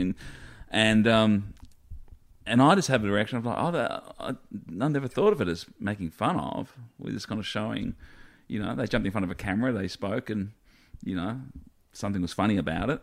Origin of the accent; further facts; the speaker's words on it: Australia; being Australian.